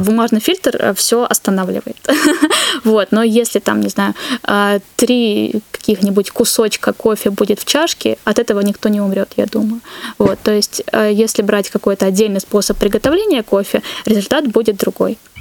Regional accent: Pyatigorsk, Stavropol Krai, Russia; moved away; в Пятигорске, откуда я родом

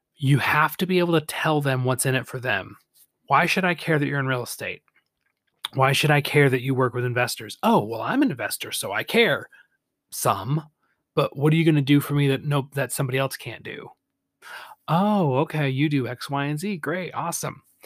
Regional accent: Michigan, United States; Lansing, Michigan, my home state.

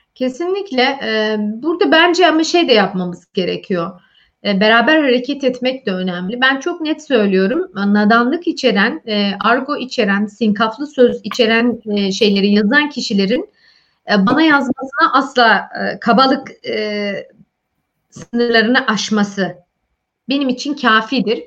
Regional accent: Malatya, Turkey; born or raised there; first language Turkish

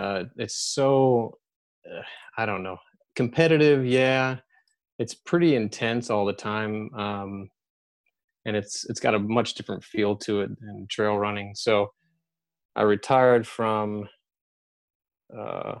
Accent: San Francisco, California, United States; moved away; I grew up in San Francisco

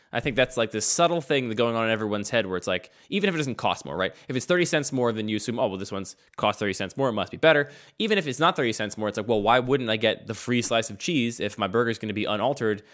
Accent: outside of Philadelphia, Pennsylvania, United States; I grew up outside of Philadelphia

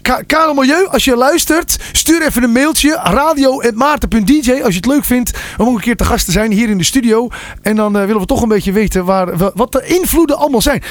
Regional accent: North Holland, Netherlands; ik kom zelf uit Noord-Holland

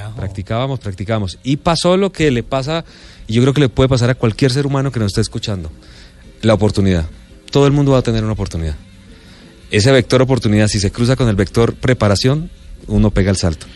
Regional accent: Bucaramanga, Santander, Colombia; also born or lived in Calamar, Bolívar; nos fuimos a ir a Bucaramanga, ya estaban mis abuelos y por eso crecí en Bucaramanga

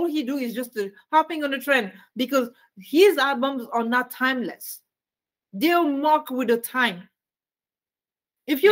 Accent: Canada; I'm Canadian

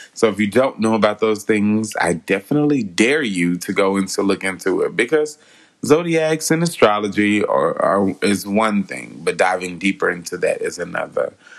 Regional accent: West Memphis, Arkansas, United States; my hometown of West Memphis

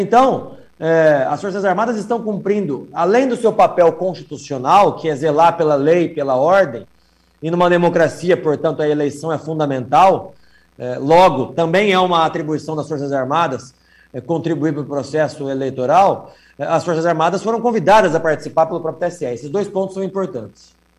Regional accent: Paraná, Brazil; nós que somos aqui do Paraná

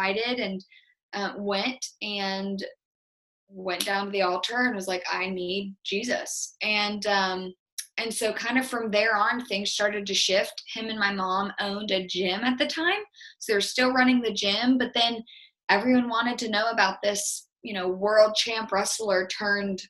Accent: North Carolina, United States; we're from North Carolina

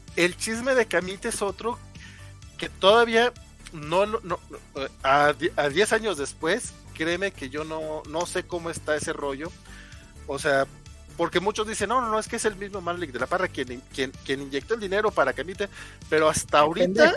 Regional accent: Durango, Mexico; Isaac y yo somos de Durango

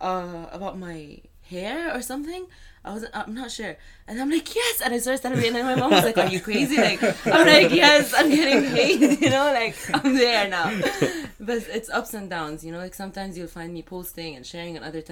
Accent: Saudi Arabia; But because I was raised in Saudi, I do have, like, my followers are from Saudi and Egypt and UAE mostly.

